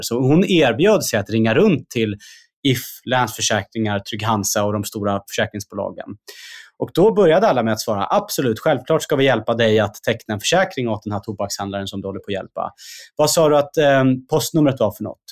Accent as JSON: {"language": "Swedish", "town": "Stockholm", "region": "Stockholm County", "country": "Sweden", "said": "jag kommer ju själv från, från Husby och Kista"}